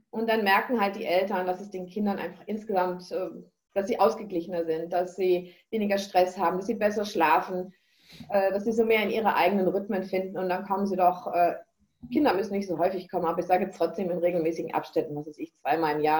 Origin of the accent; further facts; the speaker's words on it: Northern Germany, Germany; now in Bavaria, Germany; Wir sind jetzt seit 15 Jahren in Bayern. Ich komme ja aus Norddeutschland.